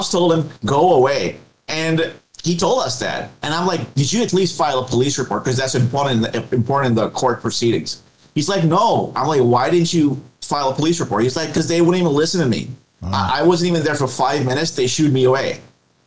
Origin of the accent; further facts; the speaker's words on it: India; I'm from India myself